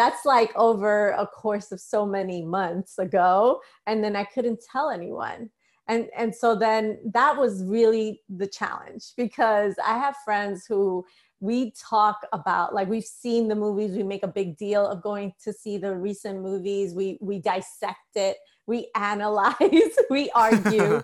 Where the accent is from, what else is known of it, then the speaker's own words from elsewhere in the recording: New York City, New York, United States; I grew up in the Bronx